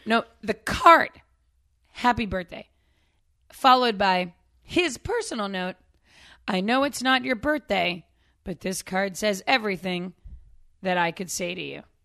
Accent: Northeast, United States; I grew up in the Northeast.

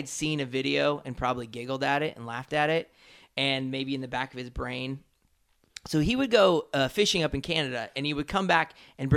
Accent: Iowa, United States; So I grew up in Iowa

